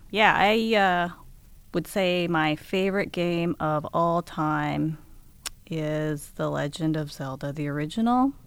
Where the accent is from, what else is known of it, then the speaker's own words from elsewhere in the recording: Seattle, Washington, United States; moved away as an adult; also born or lived in Japan; I grew up in Seattle, um, but, um, I actually moved away, uh, after college.